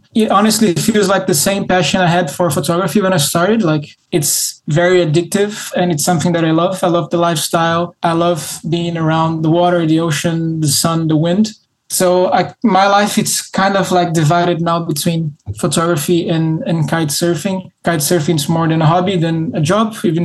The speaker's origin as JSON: {"language": "English", "region": "Rio de Janeiro", "country": "Brazil", "tie": "born or raised there", "said": "I am born and raised in Rio."}